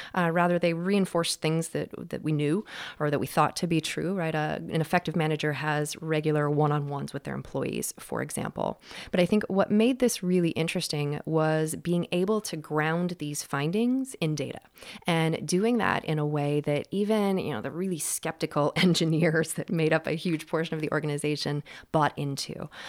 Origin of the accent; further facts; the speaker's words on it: Western Washington State, United States; also born or lived in Seattle; I grew up in Western Washington State, uh, in what turns out was, uh, sort of the boonies, uh, out in farmland